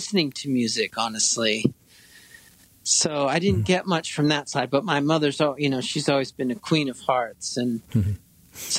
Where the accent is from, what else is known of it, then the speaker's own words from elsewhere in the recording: Laguna Beach, California, United States; moved away as an adult; also born or lived in Seattle; I was born in Laguna Beach, California, born in 1971.